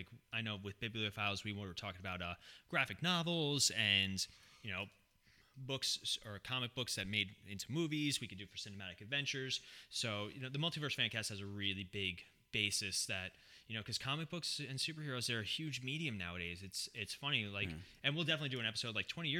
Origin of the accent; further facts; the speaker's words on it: California, United States; born there; You know, I was born in California, as Ronnie viciously said.